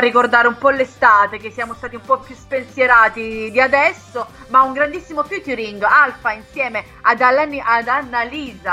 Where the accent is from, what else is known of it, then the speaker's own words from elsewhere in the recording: Brindisi, Apulia, Italy; also born or lived in Lecce; Io sono di Brindisi, però ho vissuto tanti anni a Lecce